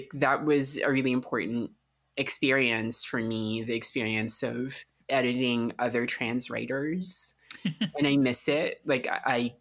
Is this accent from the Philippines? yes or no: yes; Philippines; moved away; I grew up in the Philippines during the Marcos dictatorship